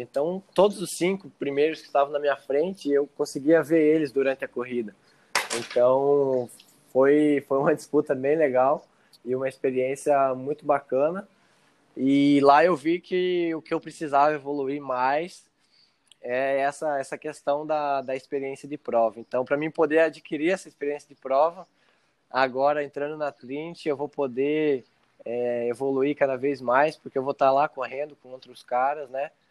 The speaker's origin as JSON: {"language": "Portuguese", "town": "Serranópolis do Iguaçu", "region": "Paraná", "country": "Brazil", "tie": "born or raised there", "moved": "yes", "lives_now": "Medianeira, Brazil", "said": "Eu nasci em Serranópolis do Iguaçu, mas hoje eu moro em Medianeiras, moro junto com a minha mãe"}